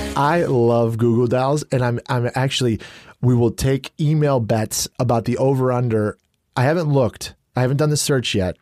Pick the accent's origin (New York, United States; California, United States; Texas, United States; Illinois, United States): Illinois, United States; New Lenox; I grew up in New Lenox.